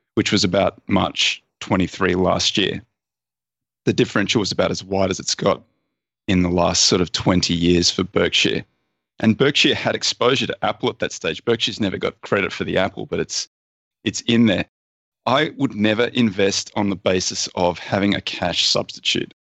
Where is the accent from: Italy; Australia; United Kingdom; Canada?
Australia; I'm Australian